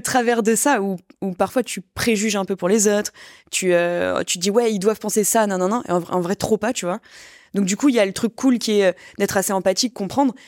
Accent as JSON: {"language": "French", "country": "France", "tie": "born or raised there", "lives_now": "Paris, France", "said": "je suis née en France, je suis plutôt bien lotie, je gagne bien ma vie, je suis à Paris"}